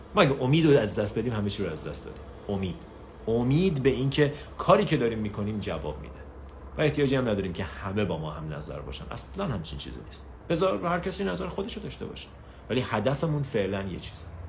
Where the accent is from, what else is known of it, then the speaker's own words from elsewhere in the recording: Iran; شماهایی که تو تهران و شمال و این برامر زندگی میکنیم